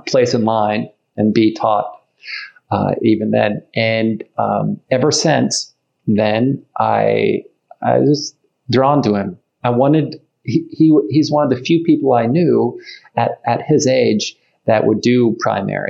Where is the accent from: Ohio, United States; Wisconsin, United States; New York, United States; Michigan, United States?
Ohio, United States; I'm from Ohio